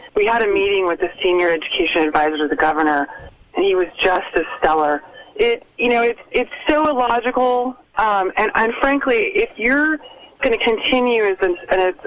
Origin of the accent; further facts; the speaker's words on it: California, United States; now in Utah, United States; I'm from California